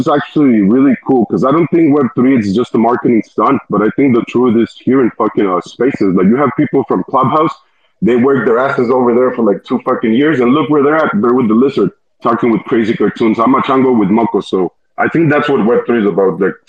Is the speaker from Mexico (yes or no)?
yes; Mexico; I'm from Mexico.